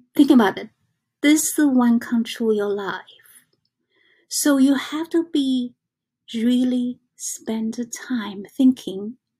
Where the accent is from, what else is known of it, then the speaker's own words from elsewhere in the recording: China; English is a second language; now in New York, United States; I came from China